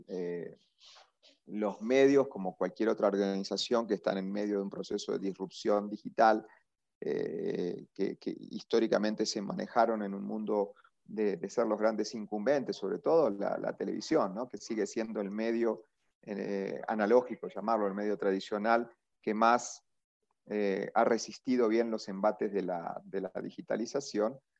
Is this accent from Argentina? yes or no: yes; Argentina; moved away as an adult; now in Colombia; yo soy argentino, ¿sí? estuve 20 años trabajando en, en, el grupo de medios más grande de Argentina